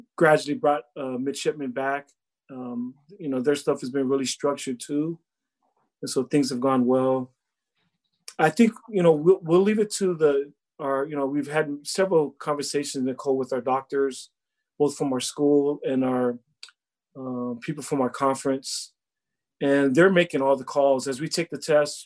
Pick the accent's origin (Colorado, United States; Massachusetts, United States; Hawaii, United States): Hawaii, United States; Laie; moved away; he and I grew up together in Laie.